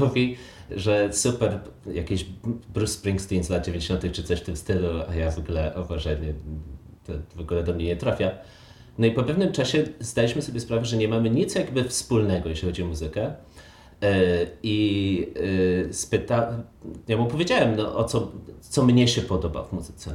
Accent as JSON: {"language": "Polish", "country": "Poland", "tie": "born or raised there", "said": "ja i ty się wychowaliśmy e, w sumie w Polsce"}